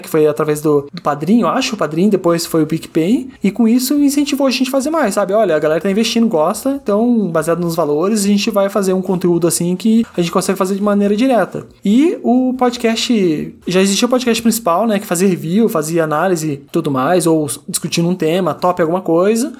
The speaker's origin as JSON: {"language": "Portuguese", "town": "Curitiba", "region": "Paraná", "country": "Brazil", "said": "eu sou aqui de Curitiba, eu tenho 36 anos"}